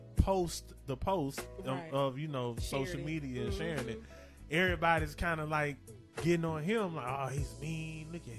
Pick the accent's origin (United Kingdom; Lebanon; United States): United States; East Point, Georgia; born or raised there